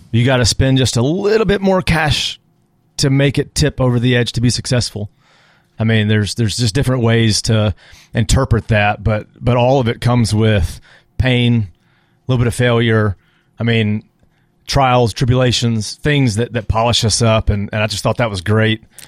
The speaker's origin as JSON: {"language": "English", "town": "San Antonio", "region": "Texas", "country": "United States", "tie": "born or raised there", "moved": "as an adult", "lives_now": "Auburn, United States", "said": "growing up in San Antonio"}